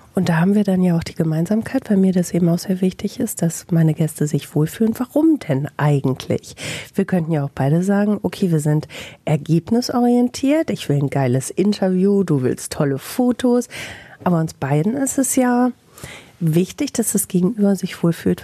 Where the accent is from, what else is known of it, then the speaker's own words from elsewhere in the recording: Bielefeld, North Rhine-Westphalia, Germany; Im echten Leben komme ich aus Bielefeld, arbeite beim Radio